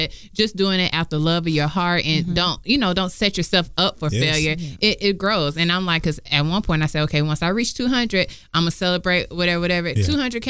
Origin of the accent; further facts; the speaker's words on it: Georgia, United States; also born or lived in Atlanta; born and raised in Georgia